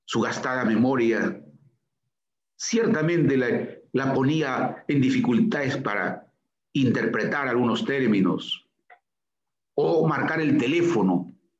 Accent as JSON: {"language": "Spanish", "town": "Chiquián", "region": "Ancash", "country": "Peru", "tie": "born or raised there", "said": "primera comunión en mi pueblo natal, Chiquián"}